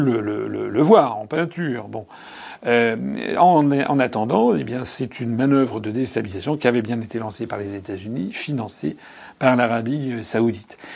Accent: France; nous sommes français

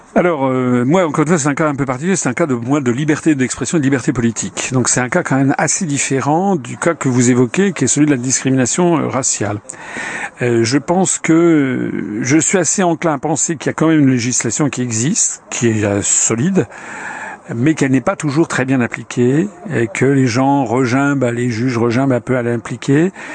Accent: France; Je suis un Français euh, blanc, euh, voilà, de formation chrétienne, en vivant en France

